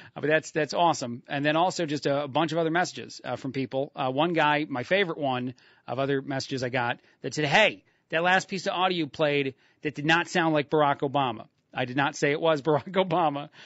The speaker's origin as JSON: {"language": "English", "town": "Union Beach", "region": "New Jersey", "country": "United States", "tie": "born or raised there", "moved": "yes", "said": "my hometown in Union Beach, New Jersey"}